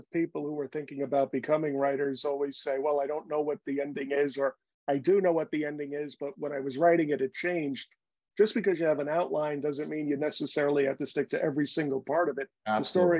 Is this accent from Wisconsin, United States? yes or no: no; Bronx, New York, United States; I was born in Union Hospital off the Grand Concourse and Fordham Road, and then I grew up on Bainbridge at Bedford Park, right near Moshalloo Parkway.